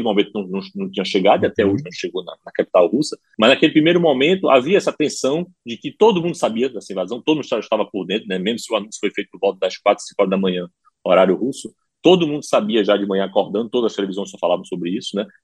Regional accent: Ukraine; Portuguese is a second language; Mas a primeira agressão que nós sofremos, eh, como ucranianos, foi em março de 2014

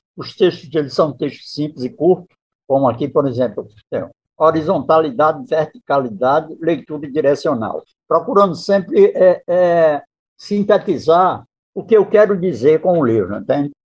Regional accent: Northeast Region, Brazil; eu, como nordestino, sou fã do povo nordestino

